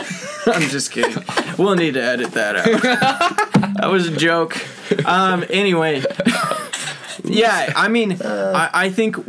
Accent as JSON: {"language": "English", "region": "Utah", "country": "United States", "tie": "born or raised there", "also_born_or_lived": "St Andrews, Scotland", "moved": "as an adult", "said": "growing up in Utah"}